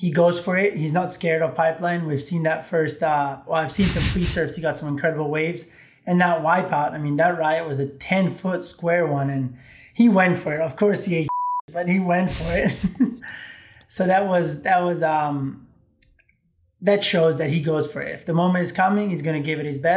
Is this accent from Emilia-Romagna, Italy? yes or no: no; Rome, Lazio, Italy; Growing up in Italy